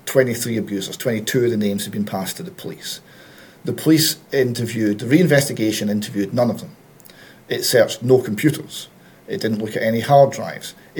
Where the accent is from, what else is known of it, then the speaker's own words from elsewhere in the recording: Perth, Scotland, United Kingdom; Perth, which is my hometown.